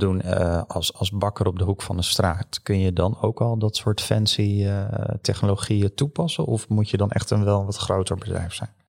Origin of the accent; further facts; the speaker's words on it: Netherlands; als Hollanders